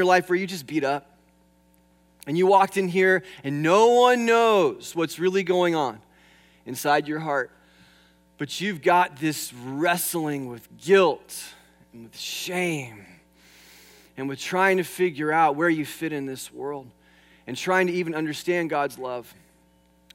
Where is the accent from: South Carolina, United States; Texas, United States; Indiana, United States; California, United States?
California, United States; moved away; I'm from California. In fact, I used to take flying lessons over here at Camarillo Airport many years ago, and I used to drive out from the San Fernando Valley.